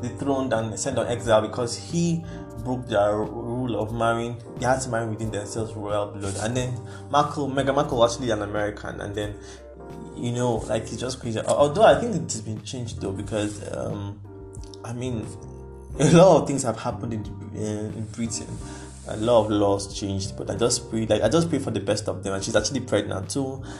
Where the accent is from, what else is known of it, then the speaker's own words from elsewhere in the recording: Nigeria; we are Nigerian